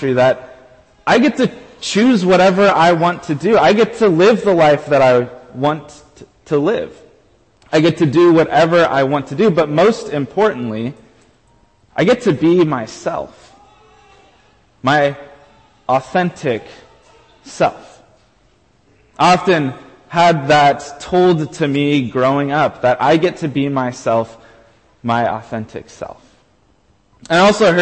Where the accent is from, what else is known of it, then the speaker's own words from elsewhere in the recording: United States; I am an American through and through.